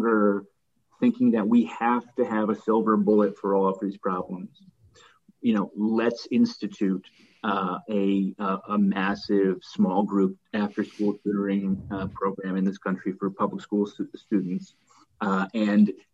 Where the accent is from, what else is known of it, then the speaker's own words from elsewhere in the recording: Connecticut, United States; now in New York City, United States; I grew up in Connecticut